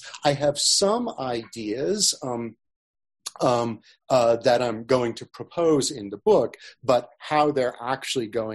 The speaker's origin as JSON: {"language": "English", "town": "Sacramento", "region": "California", "country": "United States", "tie": "born or raised there", "said": "Sacramento where I grew up"}